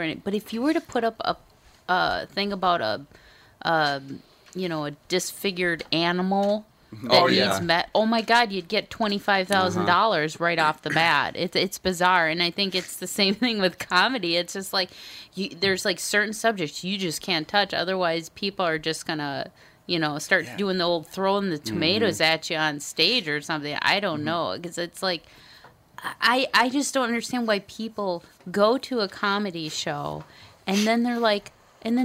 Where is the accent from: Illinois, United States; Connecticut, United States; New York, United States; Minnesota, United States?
Minnesota, United States; I'm a Minnesotan.